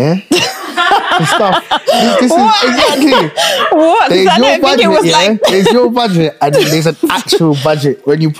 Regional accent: Uganda; now in United Kingdom; You see, Ugandans

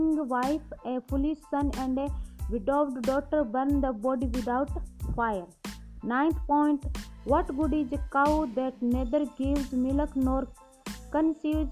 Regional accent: India; I am from India.

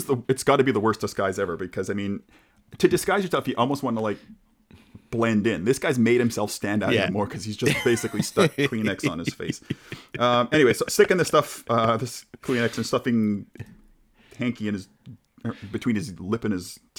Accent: Canada; Apologies to everybody around the world for my pronunciation of your language. I am sorry. I'm Canadian.

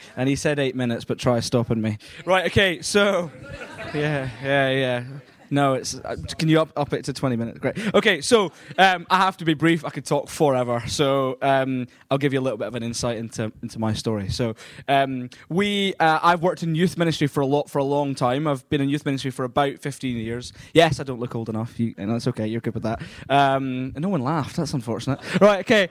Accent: Scotland, United Kingdom; I am from Scotland

